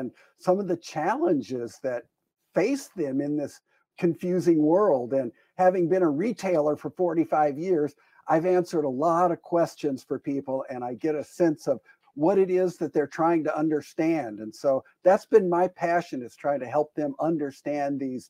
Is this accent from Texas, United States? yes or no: no; Green Bay, Wisconsin, United States; we moved back to my hometown in Green Bay, Wisconsin